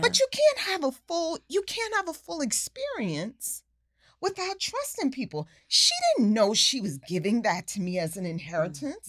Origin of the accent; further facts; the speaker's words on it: New York, United States; a kid growing up in New York